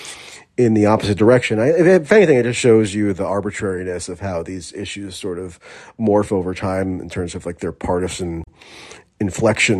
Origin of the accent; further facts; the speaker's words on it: United States; as an American